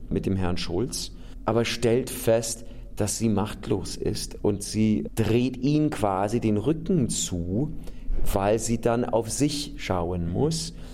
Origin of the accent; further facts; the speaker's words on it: United States; German is a second language; now in Austria; Es gibt diese Situation in Europa, ich bin Amerikaner, ich lebe in einem Land, wo ich nicht wählen darf.